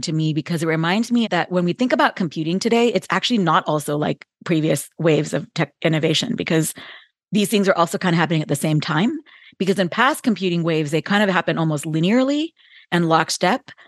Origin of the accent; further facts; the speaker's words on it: Bay Area, California, United States; I grew up in the Bay Area as a kid, and so the heart of Silicon Valley